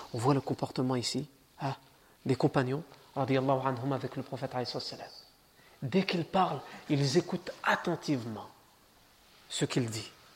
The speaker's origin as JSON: {"language": "French", "country": "France", "tie": "born or raised there", "said": "Moi je suis né en France"}